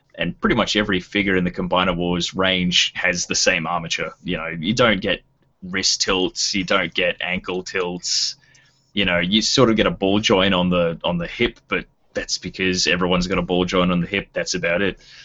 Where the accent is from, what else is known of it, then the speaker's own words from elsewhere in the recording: Tasmania, Australia; I'm from Tasmania